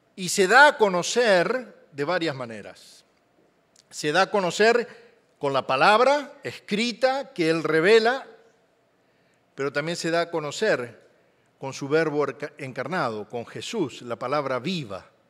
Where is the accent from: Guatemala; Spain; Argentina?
Argentina; nací en Argentina, ya Dios me perdonó hace 62 años